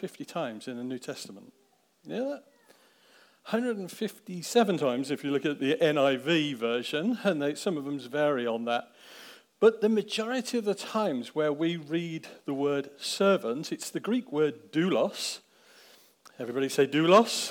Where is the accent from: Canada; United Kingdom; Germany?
United Kingdom; Daventry, East Midlands; I grew up in Daventry. I grew up on the Southbrook estate. Actually, I was born in the house